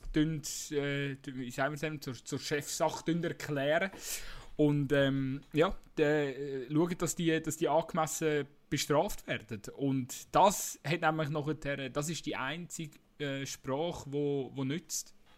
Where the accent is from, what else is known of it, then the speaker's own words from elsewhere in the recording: Switzerland; bei uns in der Schweiz